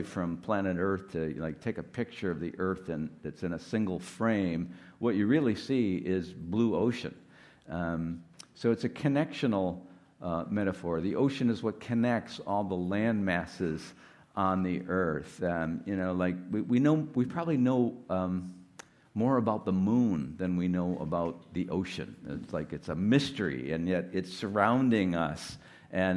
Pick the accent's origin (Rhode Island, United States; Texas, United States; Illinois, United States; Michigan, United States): Michigan, United States; Detroit; moved away as an adult; also born or lived in Ann Arbor, Michigan; I'm from Detroit